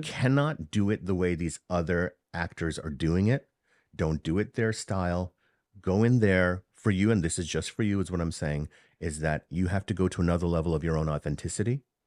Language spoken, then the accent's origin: English; New York City, New York, United States; accent: Bronx English; first language Hindi; English is a second language; also born or lived in Harlem / India (ancestry); I'm from New York City. I was born in Harlem, raised in the Bronx. My family came from India. And, um, my first language was Hindi.